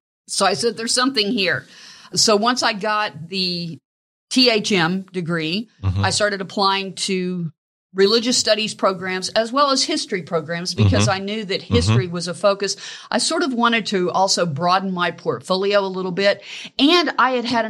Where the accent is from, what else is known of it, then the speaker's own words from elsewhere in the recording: Blackwell, Oklahoma, United States; also born or lived in Texas; I actually grew up in Oklahoma in a small town in north central Oklahoma called Blackwell, Oklahoma